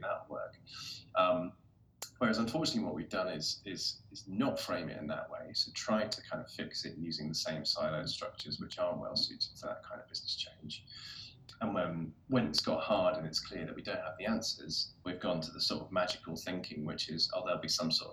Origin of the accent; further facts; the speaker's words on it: United Kingdom; as British people